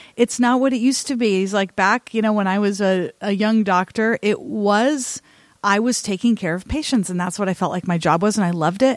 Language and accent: English; Salem, Oregon, United States; my hometown here in Salem, Oregon